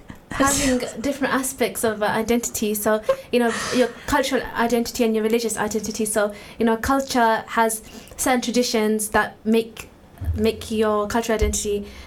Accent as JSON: {"language": "English", "country": "United Kingdom", "said": "we have the Muslim identity, we have the British identity. So some things about us that we're quite British, like talking about the weather all the time."}